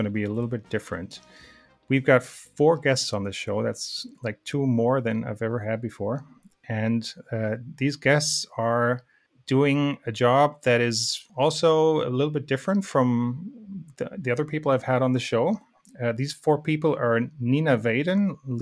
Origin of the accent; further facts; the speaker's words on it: Germany; I'm from Germany